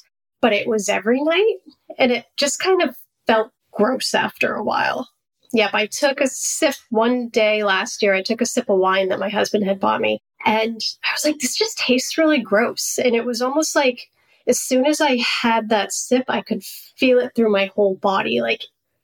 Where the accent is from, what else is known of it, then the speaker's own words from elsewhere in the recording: Maine, United States; I grew up in Maine